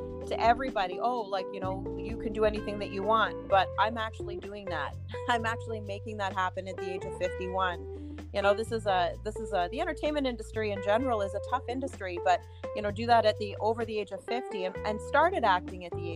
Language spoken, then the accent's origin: English; Burlington, Ontario, Canada; moved away; I'm originally from Burlington, Ontario, Canada. So that's where I was born and raised